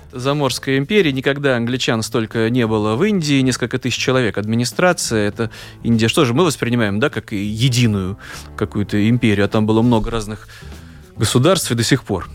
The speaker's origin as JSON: {"language": "Russian", "region": "Saint Petersburg", "country": "Russia", "moved": "as an adult", "lives_now": "Latvia", "said": "для нас, для петербуржцев"}